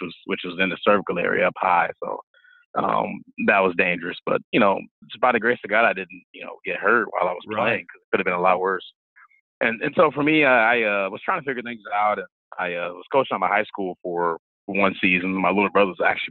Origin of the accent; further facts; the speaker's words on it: St. Louis, Missouri, United States; moved away as an adult; also born or lived in Oregon / Illinois; now in Grand Forks, United States; I grew up in St. Louis, Missouri